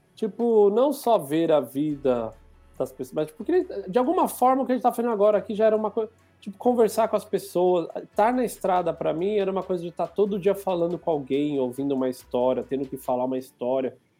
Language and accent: Portuguese; São Paulo, Brazil; moved away as an adult; now in Portugal; porque eu sou de São Paulo